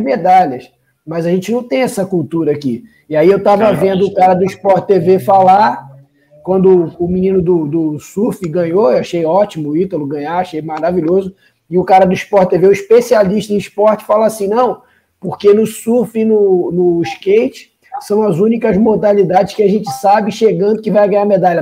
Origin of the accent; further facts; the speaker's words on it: Rio de Janeiro, Brazil; quando eu era criança no Rio de Janeiro